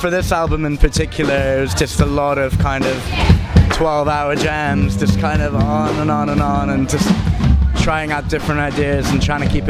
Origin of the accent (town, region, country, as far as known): Bahrain; born or raised there; moved away